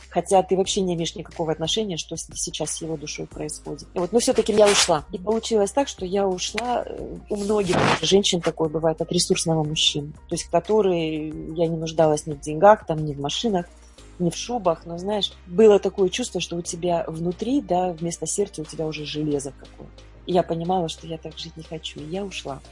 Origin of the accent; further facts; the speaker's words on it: Kyrgyzstan; moved away as an adult; я же вообще из Киргизии, и у нас там была война